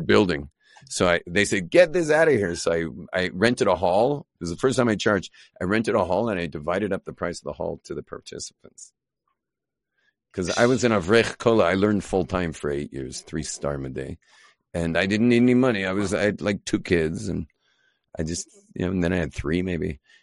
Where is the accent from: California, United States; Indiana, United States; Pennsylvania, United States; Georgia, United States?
California, United States; Los Angeles; now in Israel; I grew up in Los Angeles.